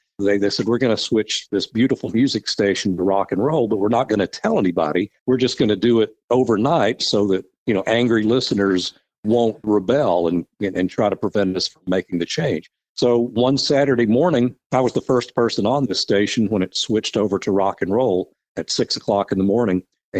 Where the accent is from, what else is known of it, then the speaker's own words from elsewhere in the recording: Chattanooga, Tennessee, United States; growing up in the Chattanooga area, I was familiar with the radio stations and a lot of the DJs.